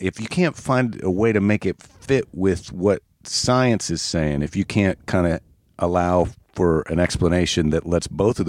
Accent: Iowa, United States; now in California, United States; Well, I always say I'm from Iowa, but technically I've lived in California now for more than 30 years.

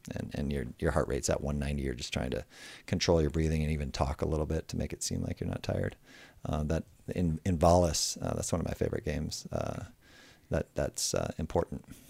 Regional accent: Michigan, United States; moved away as an adult; also born or lived in South Bay, California; Growing up in Michigan

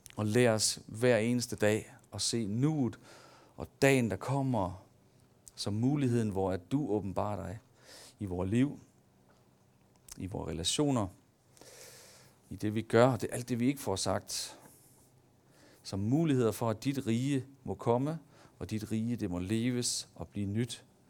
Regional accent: Denmark; der ligger i os som mennesker, og som danskere

